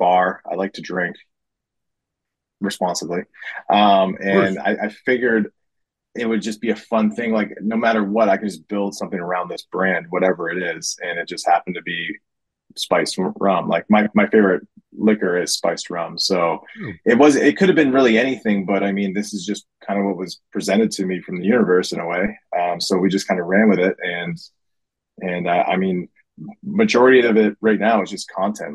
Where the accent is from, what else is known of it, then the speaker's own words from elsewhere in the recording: Wasaga Beach, Ontario, Canada; moved away as an adult; now in Toronto, Canada; I moved to Toronto when I was 18 from Wasaga Beach